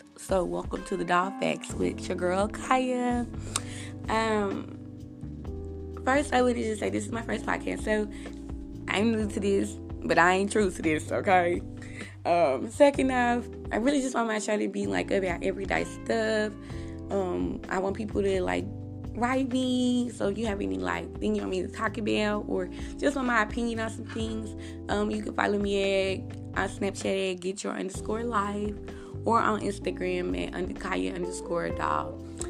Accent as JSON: {"language": "English", "country": "United States", "said": "When I go outside, I'm American."}